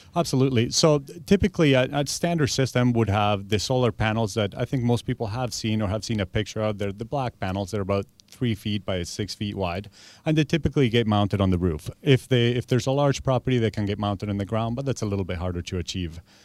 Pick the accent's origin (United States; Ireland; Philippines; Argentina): Argentina; now in Victoria, Canada; I've been here twenty-three years, but I'm originally from Argentina.